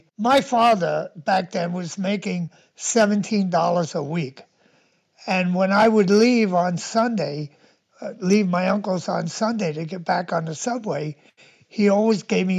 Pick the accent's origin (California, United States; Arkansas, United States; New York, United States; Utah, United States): New York, United States; New York City; I grew up in Brooklyn and kind of a tenement area of Brooklyn. And we were extremely poor.